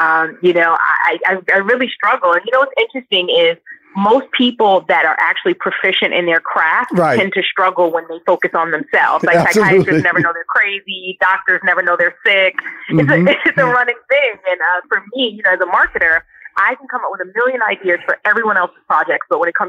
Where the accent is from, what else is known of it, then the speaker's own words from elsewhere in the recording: Brooklyn, New York, United States; Well, I am from Brooklyn, New York.